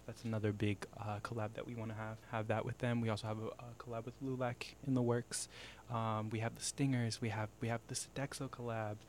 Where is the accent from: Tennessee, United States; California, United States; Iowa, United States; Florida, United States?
Iowa, United States; growing up in Iowa, there are times where as a Latino, you feel very separated